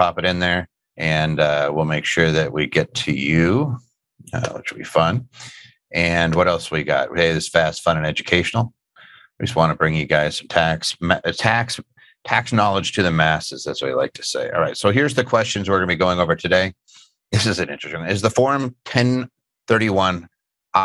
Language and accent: English; Philadelphia, Pennsylvania, United States; I grew up in Philadelphia